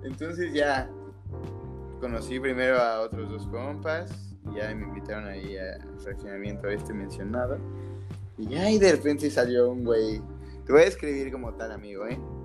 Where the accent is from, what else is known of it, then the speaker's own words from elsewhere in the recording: Mexico City, Mexico; yo era el único como chilango